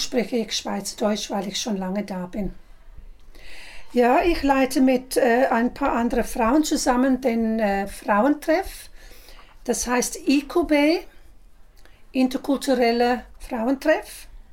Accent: South Africa; first language English; German is a second language; now in Switzerland; Ich komme aus Südafrika. Meine Muttersprache ist Englisch

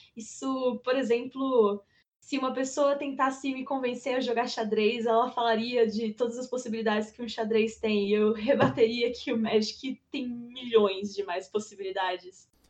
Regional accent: near Campinas, interior of São Paulo state, Brazil; moved away as an adult; also born or lived in ABC Paulista, Greater São Paulo; now in São Paulo, Brazil; Eu sou natural do ABC, Grande São Paulo, mas eu vivi minha vida inteira no interior paulista, próximo de Campinas

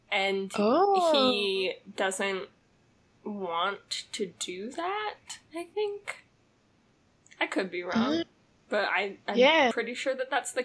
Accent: Utah, United States; There's literally a town in our state called Hurricane

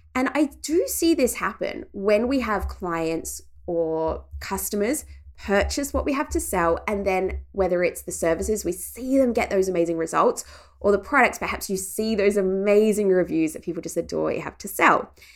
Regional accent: regional Victoria, Australia; my hometown in regional Victoria

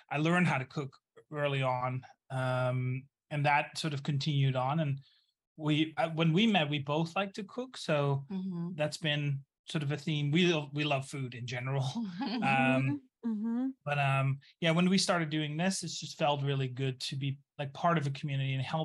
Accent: Netherlands; also born or lived in Brooklyn, New York; now in New Orleans, United States; I'm originally from the Netherlands, hence the weird name

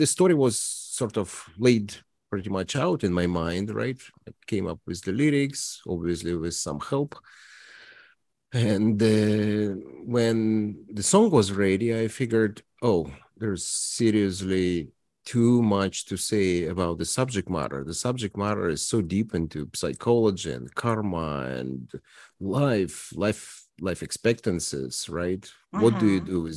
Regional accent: Toronto, Ontario, Canada; now in Regina, Canada; I am from Toronto

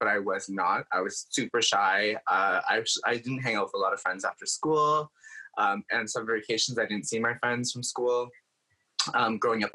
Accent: Hamilton, Ontario, Canada; I grew up in Hamilton, Ontario, and I was split between kind of the areas of Hamilton and Stoney Creek growing up

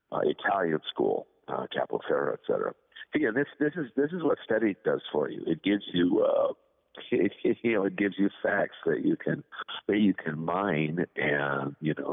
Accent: Canada; moved away; I grew up in Canada, as it happens, and I belong to the unions up there.

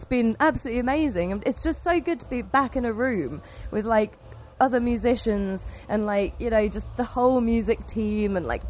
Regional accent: Cambridge, East of England, United Kingdom; we play heavy rock music and we're from Cambridge.

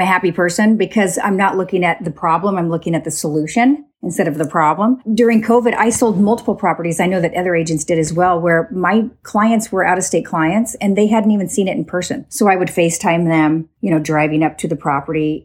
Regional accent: Woodburn, Oregon, United States; I grew up on a small hobby farm outside of Woodburn, Oregon

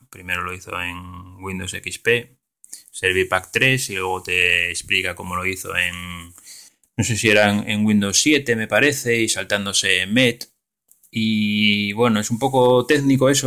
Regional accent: Galicia, Spain; Lugo, que está a nada, a 20 o 30 minutos en coche de mi pueblo. Entonces lo bueno sería ir a trabajar a Lugo y luego vivir en el pueblo.

